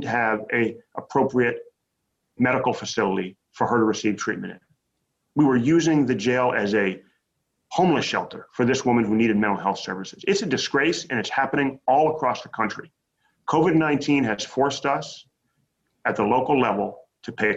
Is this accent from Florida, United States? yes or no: no; Bay Area, California, United States; San Quentin Prison right near my hometown in the Bay Area